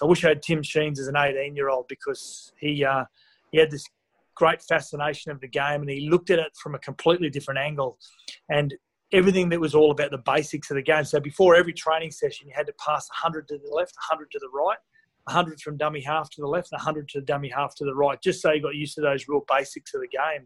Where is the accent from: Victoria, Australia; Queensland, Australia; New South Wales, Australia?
Queensland, Australia; Gold Coast; I grew up on the Gold Coast